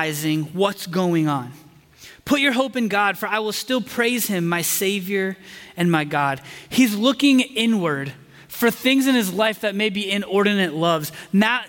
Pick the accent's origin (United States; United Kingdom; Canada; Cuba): United States; Indiana; moved away as an adult; also born or lived in Chicago; now in Texas, United States; I grew up in Indiana in the days of Peyton Manning